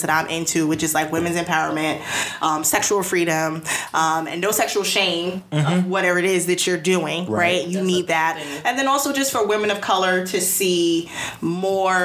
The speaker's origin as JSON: {"language": "English", "country": "United States", "said": "I'm American"}